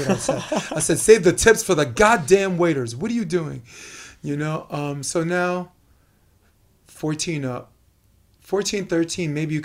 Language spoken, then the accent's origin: English; New York, United States; I'm a New Yorker, you know, I speak fast